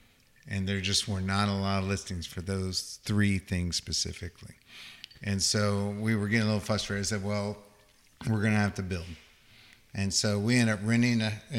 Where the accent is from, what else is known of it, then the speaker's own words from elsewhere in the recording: Chapel Hill, North Carolina, United States; also born or lived in Oklahoma; Well, I'm originally from Chapel Hill, North Carolina.